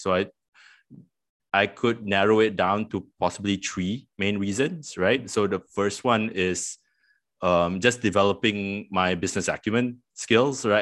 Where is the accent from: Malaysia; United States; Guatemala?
Malaysia; Petaling Jaya, Selangor; also born or lived in Queensland, Australia; I I grew up in Petaling Jaya.